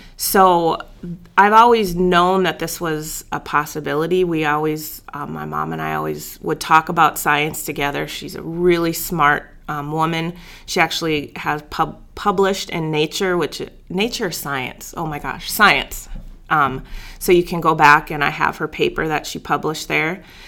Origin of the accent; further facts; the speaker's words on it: Bismarck, North Dakota, United States; moved away as an adult; So I grew up in Bismarck, North Dakota.